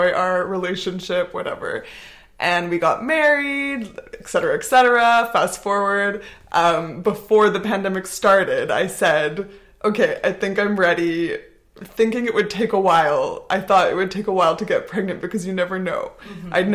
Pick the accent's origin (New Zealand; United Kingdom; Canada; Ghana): Canada; North Vancouver, British Columbia; moved away as an adult; also born or lived in Montreal; now in Barcelona, Spain; I'm Canadian. I'm from North Vancouver. Grew up there, went to university in Montreal, also lived there for a while